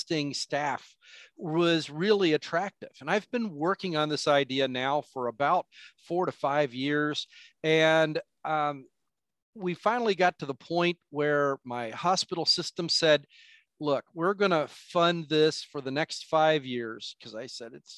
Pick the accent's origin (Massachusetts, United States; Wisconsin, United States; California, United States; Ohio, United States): Ohio, United States; Wapakoneta; also born or lived in Lima, Ohio; I grew up in Wapakoneta, Ohio, Neil Armstrong, first man on the moon location, just south of Lima, Ohio